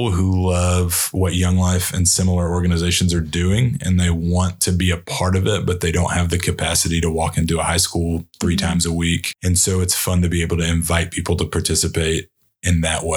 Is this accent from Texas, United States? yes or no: yes; Texas, United States; I'm from Sherland, Texas